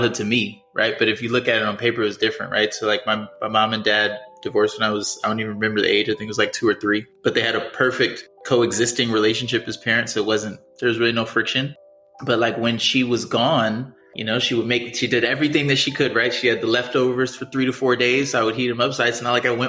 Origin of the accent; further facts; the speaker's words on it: Columbia, Maryland, United States; moved away as an adult; also born or lived in Pittsburgh, Pennsylvania / Los Angeles, California; now in Miami, United States; So I was born in Pittsburgh, big Steelers fan. And I grew up right outside of Baltimore in the city, Columbia. I lived there until I was about 18 years old. And then I moved to Miami.